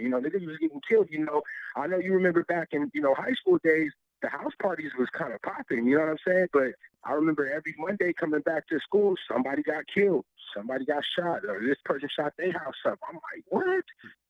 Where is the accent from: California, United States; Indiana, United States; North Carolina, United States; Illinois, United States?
California, United States; Lancaster; also born or lived in Los Angeles, California / Kansas City, Missouri; I grew up mainly in Lancaster, you know. So, but, you know, originally all my family, they're from the L.A. area, really, like the Watts area, you know.